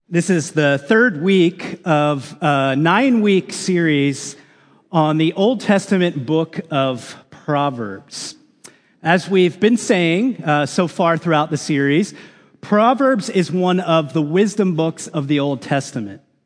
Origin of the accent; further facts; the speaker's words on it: United States; as American citizens